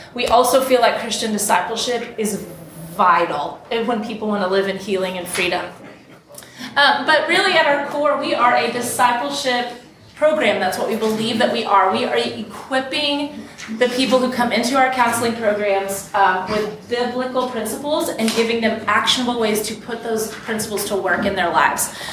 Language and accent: English; Texas, United States; I'm from Texas